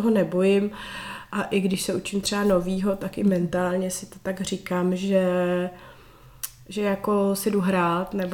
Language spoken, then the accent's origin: Czech; Prague, Czechia; moved away as an adult; now in Kokořínsko, Czechia; Můj muž je taky Pražák z Prahy, my nejsme ani žádný náplavy.